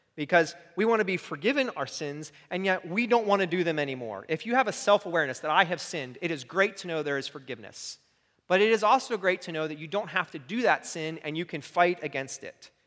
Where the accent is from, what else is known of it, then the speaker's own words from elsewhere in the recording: United States; as an American